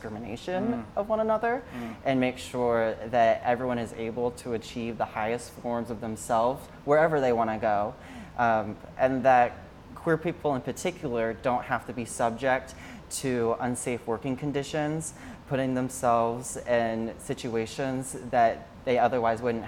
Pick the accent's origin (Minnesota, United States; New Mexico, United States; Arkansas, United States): Arkansas, United States; Springdale; moved away as an adult; now in Hoboken, United States; I'm originally from Springdale, Arkansas. I was born and raised there.